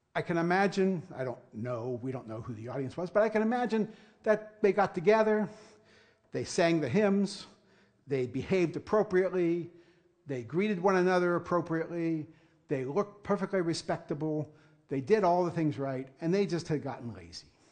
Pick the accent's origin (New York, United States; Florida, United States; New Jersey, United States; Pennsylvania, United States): Pennsylvania, United States; Punxsutawney; moved away; I am actually born and raised in Punxsutawney